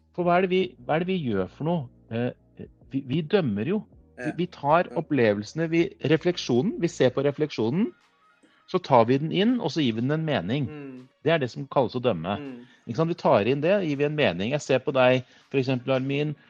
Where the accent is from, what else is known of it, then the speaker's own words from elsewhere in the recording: Kongsberg, Buskerud, Norway; Jeg kommer fra Kongsberg